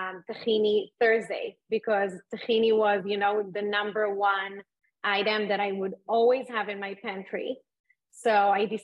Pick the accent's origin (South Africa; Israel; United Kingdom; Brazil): Israel; moved away as an adult; now in Miami, United States; I was born and raised in Israel